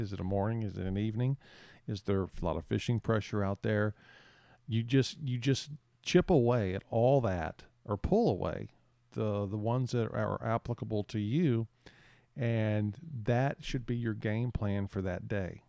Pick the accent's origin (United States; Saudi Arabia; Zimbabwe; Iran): United States; San Antonio, Texas; now in Port Mansfield, United States; I grew up in San Antonio